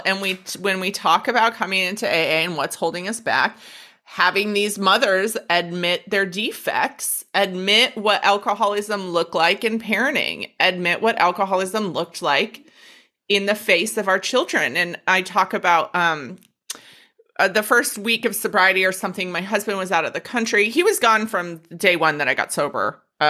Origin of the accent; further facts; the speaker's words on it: Minneapolis, Minnesota, United States; born there; I was fucking born in Minneapolis. Minnesotans, I swear to God, I cannot explain it. Like, we visually are Minnesotans.